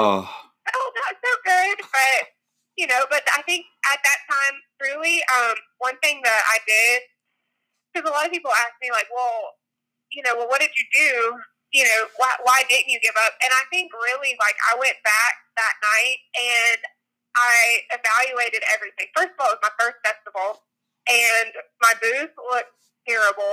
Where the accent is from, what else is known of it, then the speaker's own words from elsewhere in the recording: McDonough, Georgia, United States; the town where Josh and I grew up in McDonough, Georgia